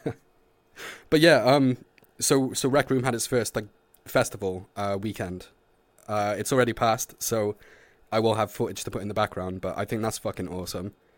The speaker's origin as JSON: {"language": "English", "region": "Wales", "country": "United Kingdom", "said": "I'm Welsh."}